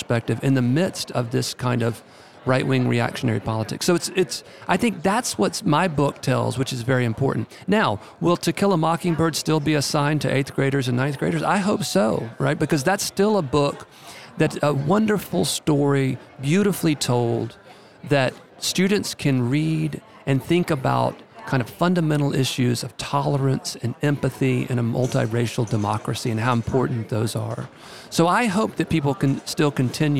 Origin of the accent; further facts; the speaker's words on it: Macon, Mississippi, United States; I'm from a very small town in Mississippi, Macon, M-A-C-O-N